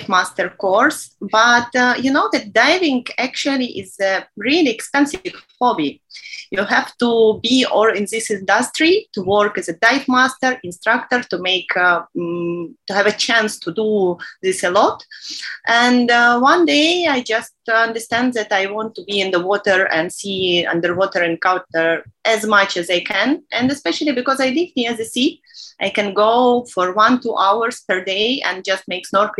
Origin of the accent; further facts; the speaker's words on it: Minsk, Belarus; moved away as an adult; now in Sharm el-Sheikh, Egypt; I'm from Belarus, Minsk